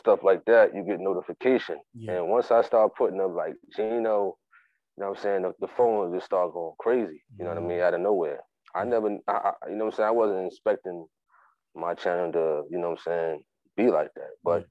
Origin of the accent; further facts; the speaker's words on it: Jersey City, New Jersey, United States; I'm originally from Jersey City, New Jersey, out the United States of America